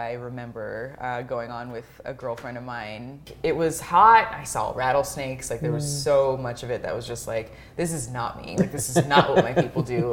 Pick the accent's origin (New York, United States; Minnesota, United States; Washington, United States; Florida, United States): Washington, United States; Tacoma; moved away as an adult; now in Leavenworth, United States; growing up in Tacoma